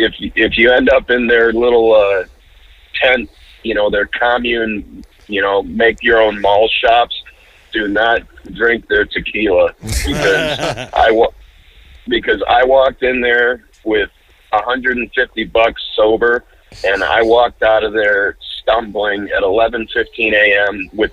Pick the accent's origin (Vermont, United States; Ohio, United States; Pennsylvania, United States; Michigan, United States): Michigan, United States; Orion; We're playing in my hometown, actually, Orion, Michigan.